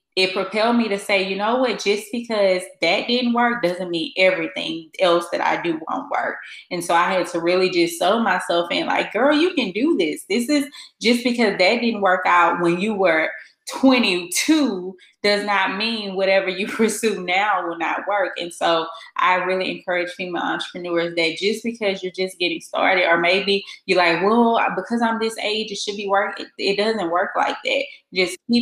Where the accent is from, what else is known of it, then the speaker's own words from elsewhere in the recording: Baton Rouge, Louisiana, United States; moved away as an adult; now in Dallas, United States; I am originally from Baton Rouge, Louisiana, and I have been in Dallas for almost 2 years now